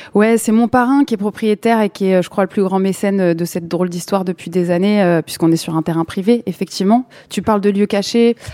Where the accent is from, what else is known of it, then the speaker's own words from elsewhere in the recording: Saint-Denis, Île-de-France, France; j'ai grandi à Saint-Denis